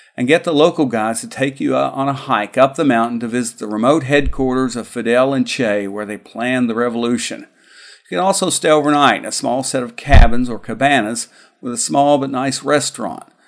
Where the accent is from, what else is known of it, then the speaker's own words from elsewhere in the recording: United States; As an American